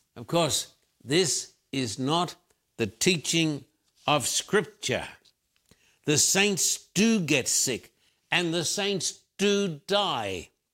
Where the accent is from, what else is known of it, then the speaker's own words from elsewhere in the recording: Australia; moved away as an adult; now in United States; I've lived in the United States for thirty-five years, born and bred in Australia.